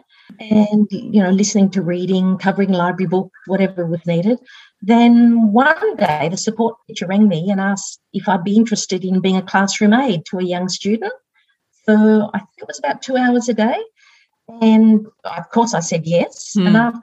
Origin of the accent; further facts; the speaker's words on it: Cooma, New South Wales, Australia; also born or lived in Narooma / England; I was born in Naruma down on the south coast, but we moved up to Coola. That's where I grew up.